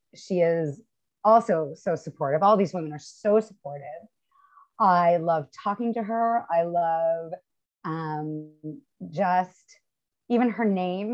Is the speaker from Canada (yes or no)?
yes; Canada; as a Canadian